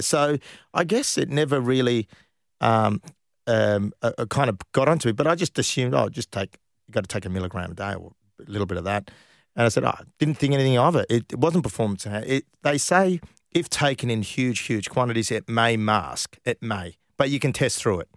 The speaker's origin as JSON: {"language": "English", "town": "Perth", "region": "Western Australia", "country": "Australia", "moved": "yes", "said": "I came from Perth"}